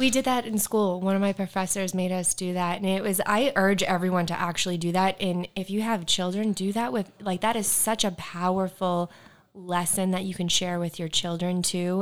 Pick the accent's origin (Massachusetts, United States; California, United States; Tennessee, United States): Massachusetts, United States; Bedford; my hometown is in Bedford, Massachusetts